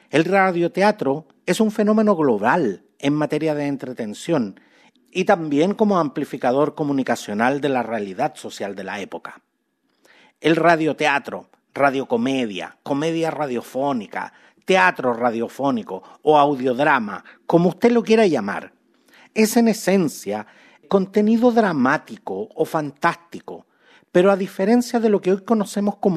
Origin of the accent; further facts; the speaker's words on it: Chile; Los chilenos somos súper buenos para, admirar cuánto talento foráneo existe